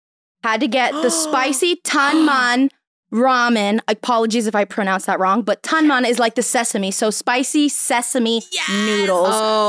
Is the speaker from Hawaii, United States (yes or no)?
no; California, United States; because I'm from California.